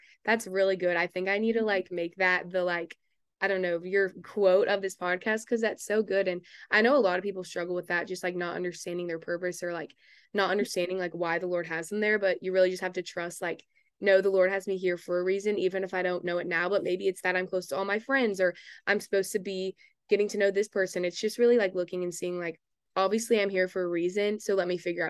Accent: Texas, United States; since I'm from Texas

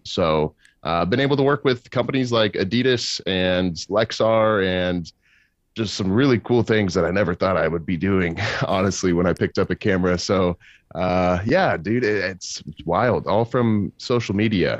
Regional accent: Kansas, United States; I'm from Kansas City, uh, Kansas City, Kansas

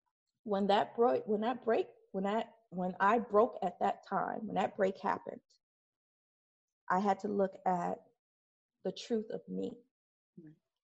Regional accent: Detroit, Michigan, United States; also born or lived in Highland Park, Michigan; I grew up in Detroit and Highland Park, and I didn't grow up in the best parts of either one.

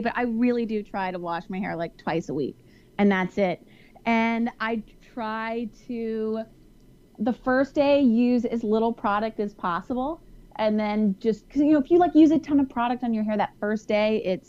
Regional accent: Houston, Texas, United States; I'm from Houston, so I know humidity.

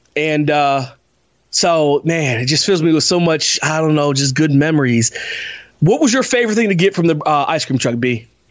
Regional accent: Parkersburg, West Virginia, United States; we're from Parkersburg. We lived in uh, a community called uh, Parkerstown, little development.

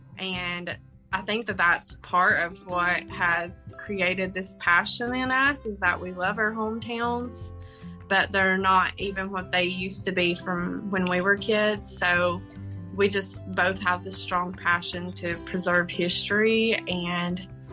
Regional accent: Honaker, Virginia, United States; now in Washington County, Virginia, United States; we're both from Southwest Virginia. I'm from Honeacre, which is in Russell County

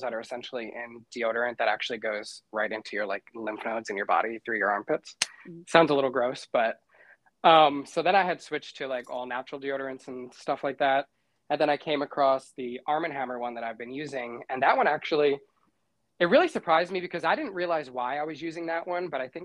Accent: New York, United States; I'm from New York

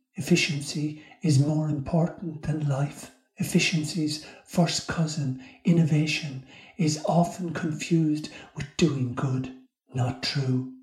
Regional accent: Ireland; the community I grew up in in Ireland

